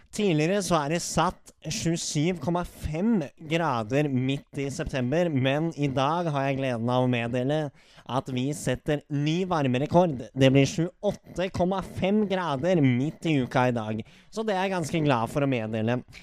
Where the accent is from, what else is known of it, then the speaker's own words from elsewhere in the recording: Norway; vi er fra Norge